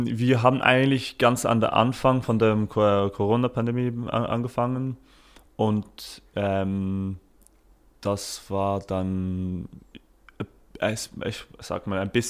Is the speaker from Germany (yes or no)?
no; United Kingdom; German is a second language; now in Switzerland; Also ich komme aus Großbritannien und da ist es schon viel, viel größer.